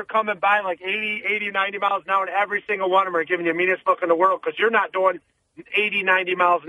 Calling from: Binghamton, New York, United States

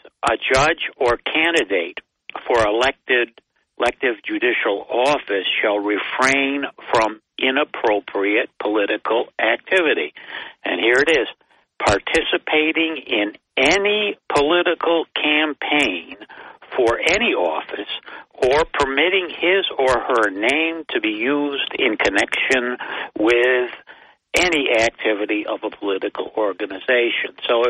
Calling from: Binghamton, New York, United States; Yeah, … from Binghamton.

